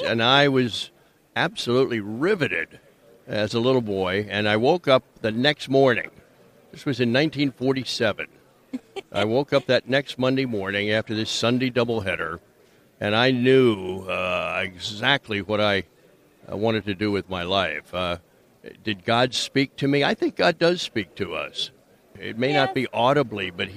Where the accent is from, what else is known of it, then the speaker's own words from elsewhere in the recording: Wilmington, Delaware, United States; now in Florida, United States; I grew up in Wilmington, Delaware.